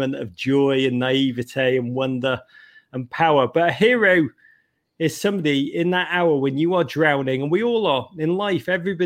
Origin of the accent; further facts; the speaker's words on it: Liverpool, North West England, United Kingdom; moved away; growing up in Liverpool